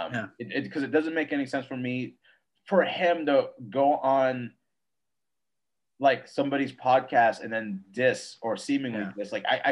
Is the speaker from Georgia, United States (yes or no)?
yes; Atlanta, Georgia, United States; I'm from Atlanta. So maybe that's what I feel like that's what happened.